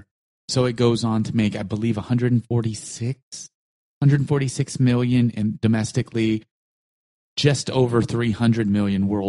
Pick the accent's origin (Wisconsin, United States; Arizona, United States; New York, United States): New York, United States; New York City; I was so poor as a kid growing up in Brooklyn